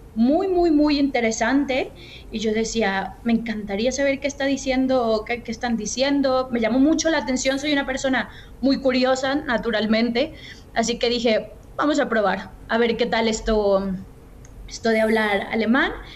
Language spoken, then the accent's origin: Spanish; Guadalajara, Jalisco, Mexico; moved away as an adult; also born or lived in Mexico City / Spain / Germany; soy mexicana, eh, nací en la Ciudad de México en 1987, después me mudé con mi familia para vivir en Guadalajara y es la ciudad donde crecí.